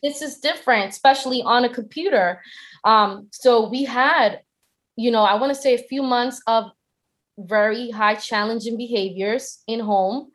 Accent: Boston, Massachusetts, United States; I'm from Boston

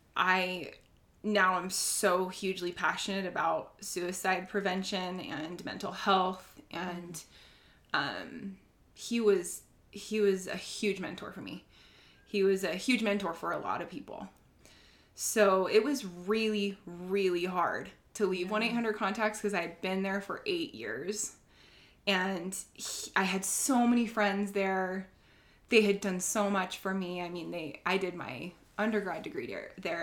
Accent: Sandy, Utah, United States; also born or lived in Cottonwood Heights, Utah; now in Draper, United States; I've grown up in Utah my whole life

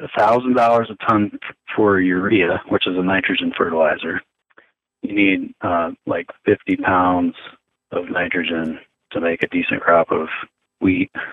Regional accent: United States; moved away; when I got back here, like in my hometown, and I couldn't I couldn't vote in the primaries locally.

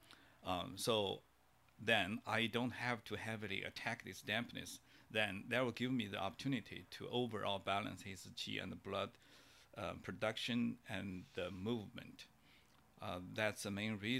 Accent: China; moved away; when I grew up in China

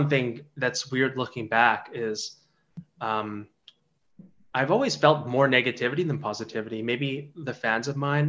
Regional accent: Canada; I was born in Canada, but my parents they're not just like immigrants, they're refugees. So the standard of the way I was growing up was very different from everybody around me

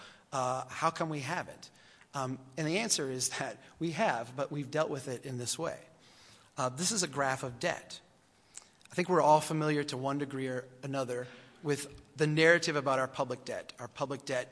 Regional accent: Brainerd, Minnesota, United States; This is my hometown. I come from the city of Brainerd, Minnesota

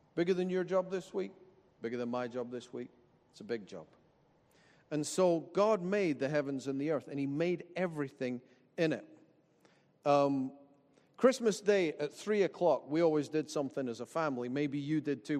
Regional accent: Dalkeith, Scotland, United Kingdom; I grew up in Dalkeith and that I went to Dalkeith High and Kings Park Primary

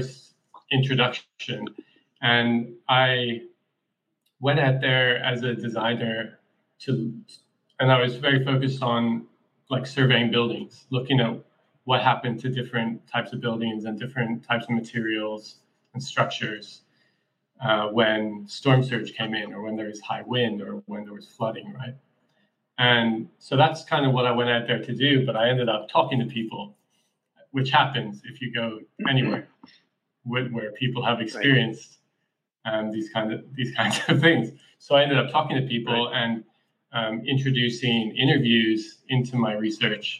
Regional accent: Ireland; moved away as an adult; also born or lived in Chicago, United States / Australia; now in Gainesville, United States; I was born in Chicago, but grew up in Ireland

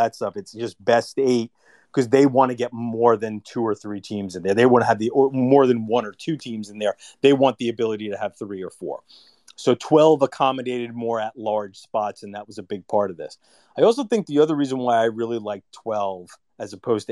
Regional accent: New York City, New York, United States; moved away as an adult; I grew up in New York City. I live in New York City now

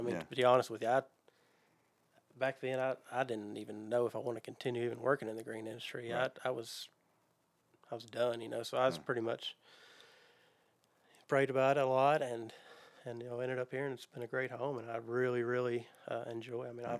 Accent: Goodlettsville, Tennessee, United States; I am. I grew up in Goodlettsville.

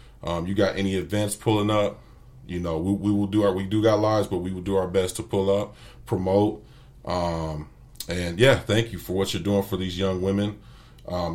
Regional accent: California, United States; moved away; we're both from Cali

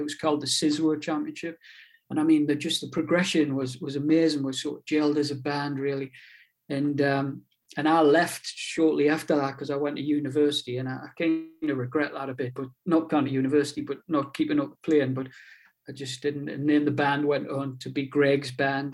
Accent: Newbiggin-by-the-Sea, North East England, United Kingdom; accent: pitmatic; moved away as an adult; now in Whitley Bay, United Kingdom; I'm originally from Newbiggin by the sea, up on the coast in in Northumberland

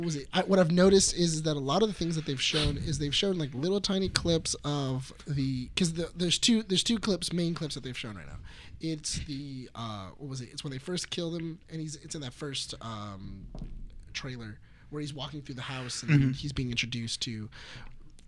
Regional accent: United States; I'm American

